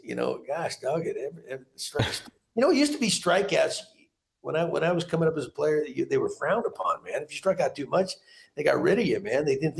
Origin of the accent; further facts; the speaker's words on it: Montana, United States; born there; Because I was born in Montana. For some reason, I thought maybe I need to go back.